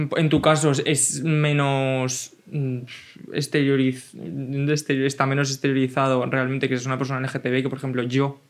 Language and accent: Spanish; a village in Cuenca, Castilla-La Mancha, Spain; yo tenía un contexto rural de un pueblo de Castilla-La Mancha